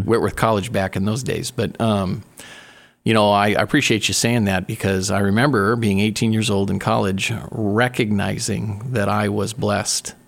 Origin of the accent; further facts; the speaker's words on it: Spokane, Washington, United States; now in Oregon, United States; born and raised in Spokane, Washington